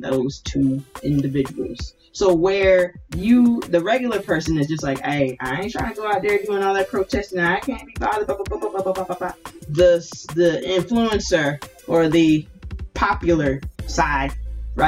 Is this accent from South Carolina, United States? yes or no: yes; Hilton Head Island, South Carolina, United States; also born or lived in Ridgeland, Jasper County, South Carolina; I grew up on Hilton Head and went to Hilton Head High School